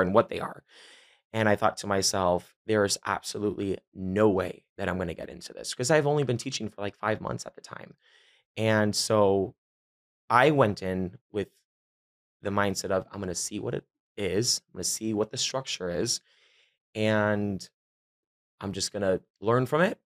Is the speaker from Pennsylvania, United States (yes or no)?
no; Miami, Florida, United States; born and raised in Miami, Miami, and all the way through and through